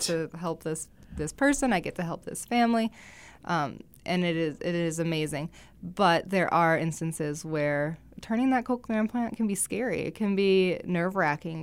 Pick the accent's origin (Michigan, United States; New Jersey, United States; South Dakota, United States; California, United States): South Dakota, United States; Rapid City; also born or lived in Sioux City, Iowa / Vermillion, South Dakota; I'm born and raised in Rapid City